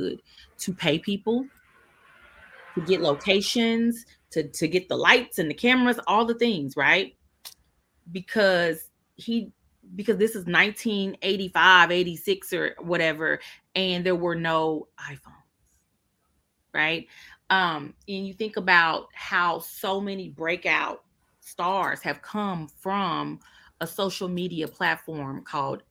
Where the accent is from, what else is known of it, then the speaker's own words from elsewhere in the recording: Kansas City, Missouri, United States; now in Washington, DC, United States; I'm from Kansas City